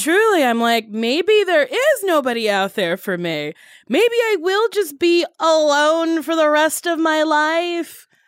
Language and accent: English; New Jersey, United States; I grew up in Jersey around a ton of Jewish people